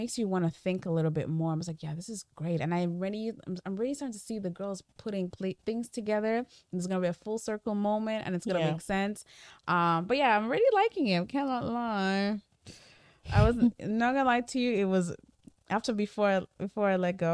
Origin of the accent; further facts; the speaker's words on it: the East, South East, Nigeria; I'm from the East